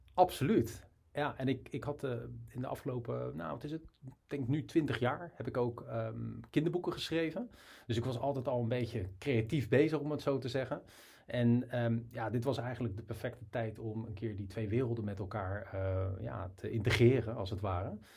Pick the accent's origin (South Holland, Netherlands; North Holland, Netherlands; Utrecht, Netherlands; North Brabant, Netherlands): South Holland, Netherlands; Rotterdam; ik kom uit Rotterdam.